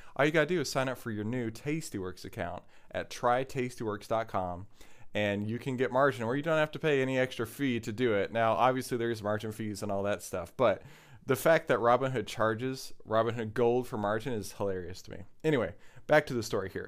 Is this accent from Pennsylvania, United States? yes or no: no; Texas, United States; I grew up in Texas and I still live in Texas